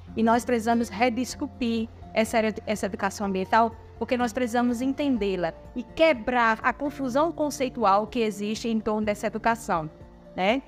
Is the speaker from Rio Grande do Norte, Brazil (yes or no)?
yes; Caicó, Rio Grande do Norte, Brazil; sou de Caicó, Rio Grande do Norte, então sou catingueira do Seridó